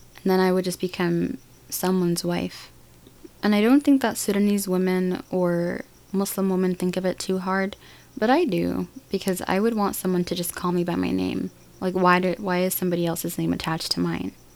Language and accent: English; United States; Learning and growing up in America